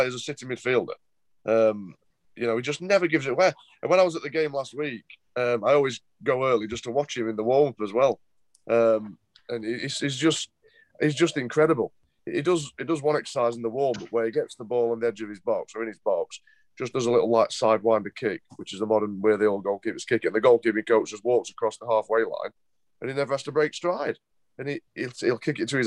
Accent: Sheffield, Yorkshire and the Humber, United Kingdom; my hometown club, Sheffield Wednesday, which is, you know, the club I grew up supporting

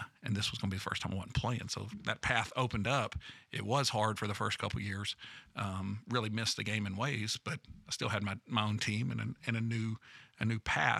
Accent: Nashville, Tennessee, United States; also born or lived in Europe; born and raised in the Middle Tennessee area, and then aside from about 5 years abroad, and a passport that had been stamped a number of times back in the Middle Tennessee area

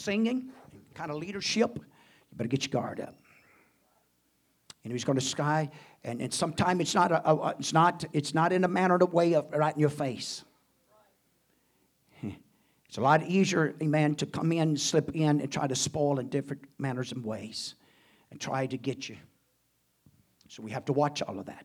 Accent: United States; Glad to be an American. I'll do my part as American.

